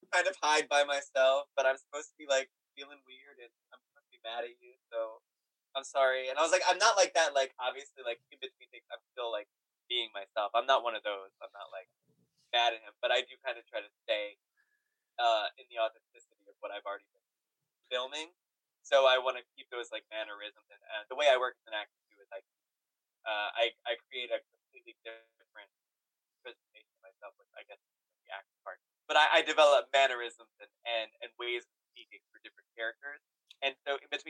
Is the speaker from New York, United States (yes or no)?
yes; New York, United States; as a New Yorker